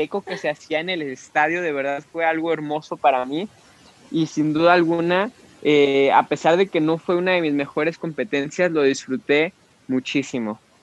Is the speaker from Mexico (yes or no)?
yes; Mexico; como mexicanos